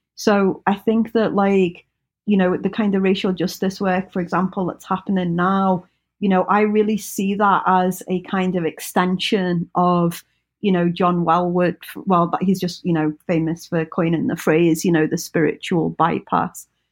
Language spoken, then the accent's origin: English; United Kingdom; we, we kind of have a bond of being British.